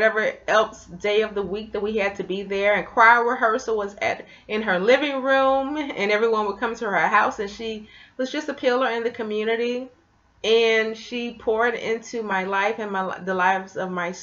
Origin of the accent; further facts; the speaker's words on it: Memphis, Tennessee, United States; I grew up in Memphis, Tennessee